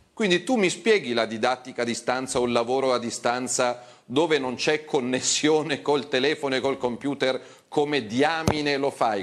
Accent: Milan, Lombardy, Italy; also born or lived in Rome; rientro nella terra natia

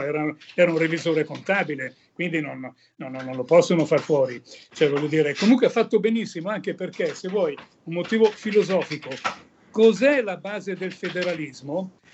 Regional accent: Milan, Lombardy, Italy; io sono nato e vissuto a Milano

